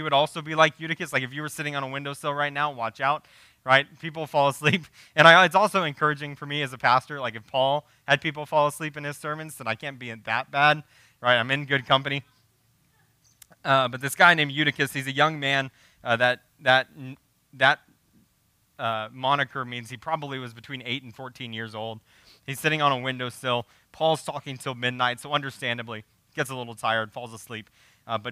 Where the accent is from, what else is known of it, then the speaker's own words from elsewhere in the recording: United States; as American Christians